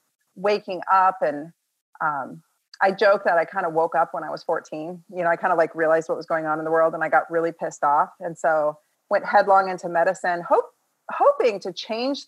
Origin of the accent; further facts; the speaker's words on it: California and Portland, West Coast, United States; also born or lived in Midwest; I was raised in the Midwest a bit, and then I grew up in California and Portland. So I'm very much like West Coast, Best Coast girl